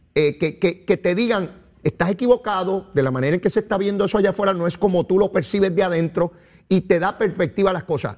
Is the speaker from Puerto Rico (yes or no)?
yes; Puerto Rico; mi pueblo de Puerto Rico